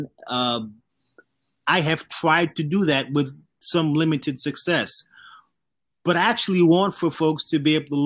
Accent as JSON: {"language": "English", "town": "New York City", "region": "New York", "country": "United States", "tie": "born or raised there", "said": "The neighborhood that I grew up in Southeast Queens, was poor"}